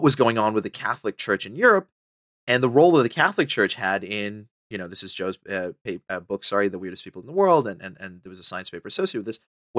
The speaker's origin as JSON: {"language": "English", "country": "Botswana", "tie": "born or raised there", "also_born_or_lived": "Sri Lanka / Papua New Guinea / Australia / Canada", "lives_now": "United Kingdom", "said": "so my family's from Sri Lanka. I left when I was like 2 years old. I grew up in Botswana. I've lived in Papua New Guinea. I've lived in Australia. I've lived in, you know, Canada, the United States, and now the UK."}